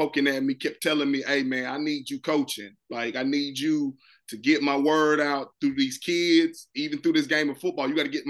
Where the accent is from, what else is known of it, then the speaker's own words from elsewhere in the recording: North Carolina, United States; I'm from North Carolina